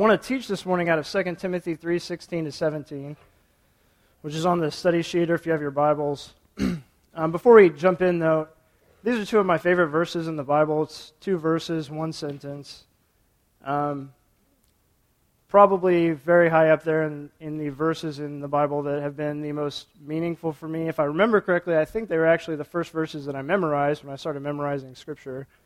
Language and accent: English; Topeka, Kansas, United States; moved away as an adult; Both Jess and I were born and raised in Topeka